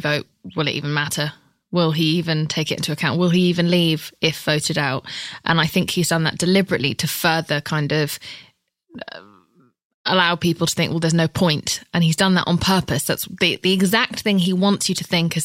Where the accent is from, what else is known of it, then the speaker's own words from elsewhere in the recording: England, United Kingdom; As a Brit who isn't from here